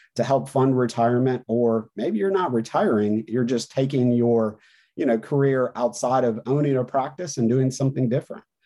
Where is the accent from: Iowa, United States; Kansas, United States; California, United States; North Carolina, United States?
North Carolina, United States; in my home state here in North Carolina